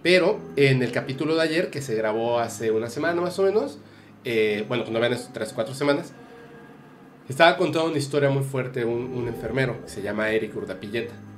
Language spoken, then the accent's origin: Spanish; Mexico; yo me burlo de la muerte como mexicano